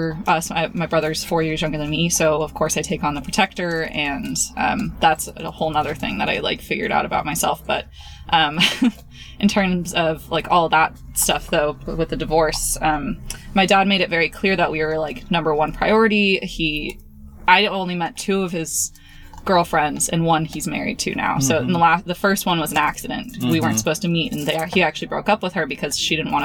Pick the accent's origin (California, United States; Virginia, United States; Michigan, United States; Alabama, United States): California, United States; Napa; I'm from Napa, California